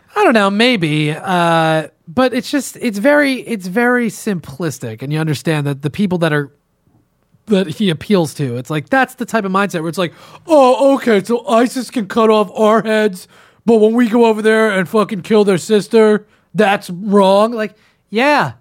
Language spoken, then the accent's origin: English; New Jersey, United States; I'm from New Jersey, too